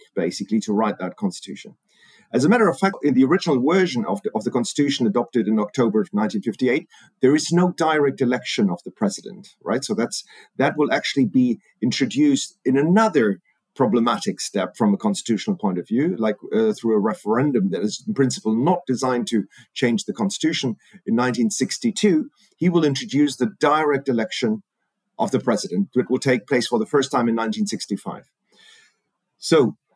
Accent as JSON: {"language": "English", "country": "Germany", "tie": "born or raised there", "also_born_or_lived": "Argentina", "said": "I was actually born in Argentina and I grew up in Germany."}